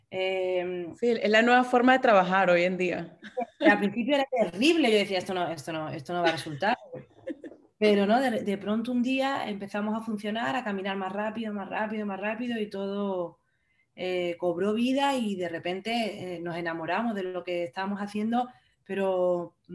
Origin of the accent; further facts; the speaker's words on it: Andalusia, Spain; now in Madrid, Spain; al vivir en Madrid quizá tanto, tanto tiempo Mm, perfilado un pelín mi acento, pero nada, un pelín, porque yo sigo siendo andaluza por los cuatro costados